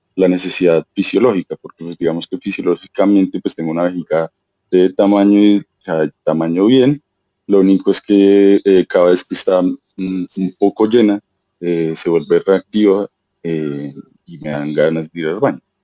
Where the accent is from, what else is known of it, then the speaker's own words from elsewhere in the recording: Colombia; accent: Colombian; soy colombiano